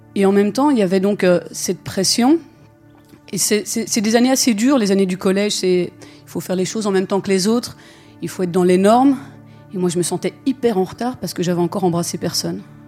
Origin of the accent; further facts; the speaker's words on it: Belgium; Je suis belge, j'ai fait ma scolarité en Belgique